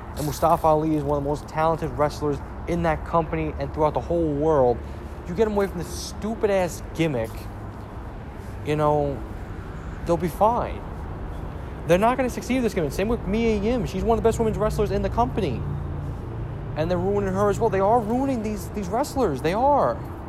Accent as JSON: {"language": "English", "country": "Ireland", "said": "And I'm an Irishman right there."}